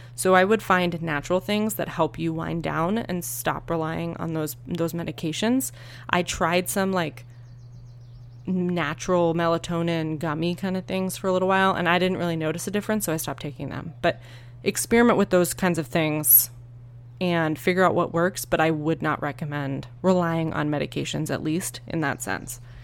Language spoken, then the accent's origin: English; Northeast, United States; now in Arizona, United States; I grew up in the Northeast